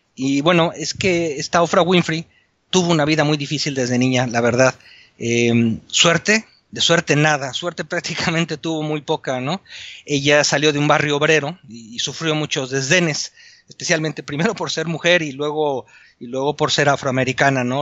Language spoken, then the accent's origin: Spanish; Mexico; moved away as an adult; now in Spain; Yo soy mexicano, ingeniero civil